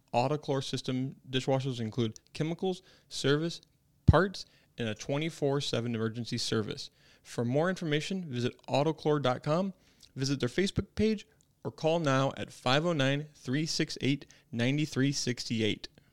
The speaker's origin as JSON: {"language": "English", "region": "Midwest", "country": "United States", "moved": "yes", "lives_now": "Spokane, United States", "said": "I'm from the Midwest"}